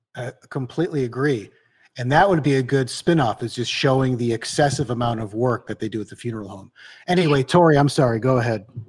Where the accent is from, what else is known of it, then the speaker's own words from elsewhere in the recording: Detroit, Michigan, United States; moved away as an adult; now in New York, United States; I'm from the Detroit suburb